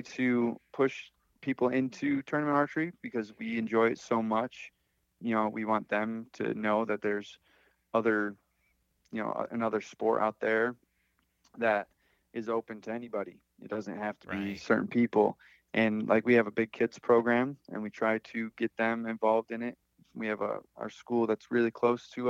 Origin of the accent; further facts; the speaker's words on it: Phelps, New York, United States; Right in my hometown. So I've grown up here